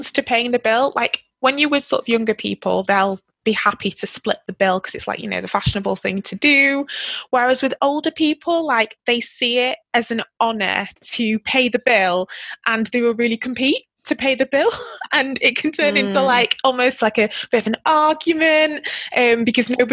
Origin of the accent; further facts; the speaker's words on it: United Kingdom; being British